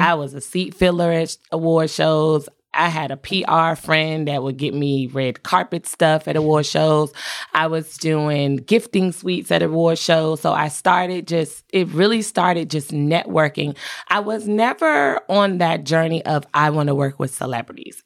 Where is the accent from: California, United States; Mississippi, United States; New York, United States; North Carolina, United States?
North Carolina, United States; also born or lived in Southeast Washington, D.C.; North Carolina with my mom, but I spent my summers and my holidays in D C